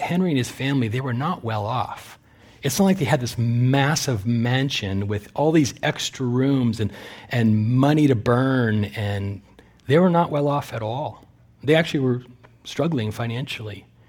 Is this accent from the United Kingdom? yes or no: no; Canada; also born or lived in California; now in United States; I'm a Canadian citizen, although I'm in the middle of applying for Amer-, American citizenship